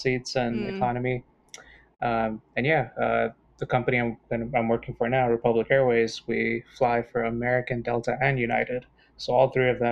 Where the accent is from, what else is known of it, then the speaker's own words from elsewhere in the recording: Sint Maarten; moved away; growing up on Sint Maarten